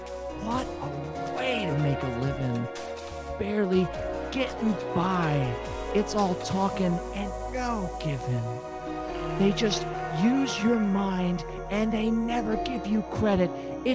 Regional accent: Tennessee, United States; you can also check out Anne in my home state of Tennessee

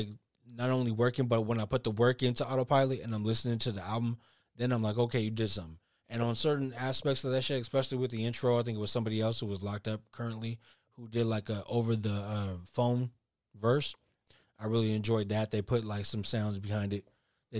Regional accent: the Bay Area, California, United States; we're from the Bay

